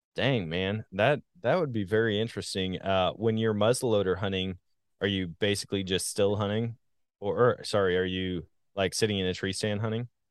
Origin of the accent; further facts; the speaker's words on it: Wisconsin, United States; now in Missouri, United States; I guess when you grow up somewhere, when you get used to all the hunting opportunities, they're like, man, it's a sportsman's paradise. I say that all the time about my home state of Wisconsin. Now that I'm in Missouri